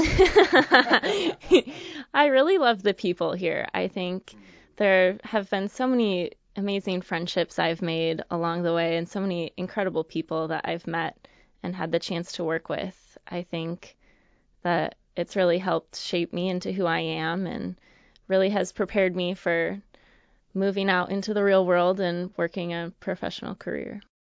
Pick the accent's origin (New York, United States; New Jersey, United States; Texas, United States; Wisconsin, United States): Wisconsin, United States; just outside of Madison; moved away; I grew up just outside of Madison, Wisconsin